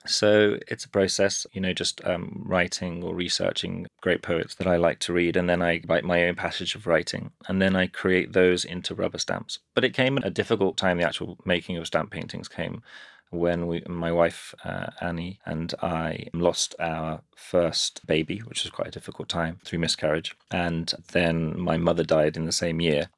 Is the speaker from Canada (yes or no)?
no; Birmingham, West Midlands, United Kingdom; now in London, United Kingdom; I grew up in Birmingham